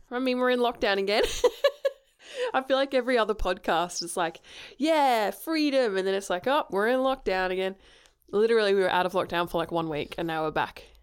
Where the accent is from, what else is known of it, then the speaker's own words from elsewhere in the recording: Australia; also born or lived in England; I said Australian